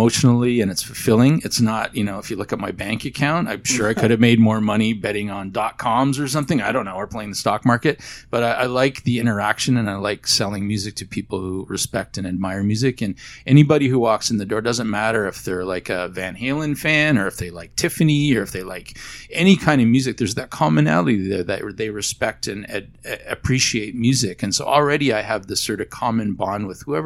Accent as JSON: {"language": "English", "town": "Barrie", "region": "Ontario", "country": "Canada", "tie": "born or raised there", "also_born_or_lived": "Toronto", "said": "growing up in Barrie, Ontario, at a small high school"}